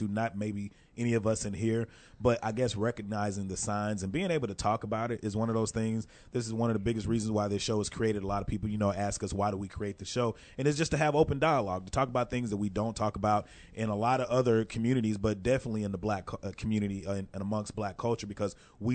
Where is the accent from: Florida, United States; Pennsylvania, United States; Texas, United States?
Texas, United States; we're from Texas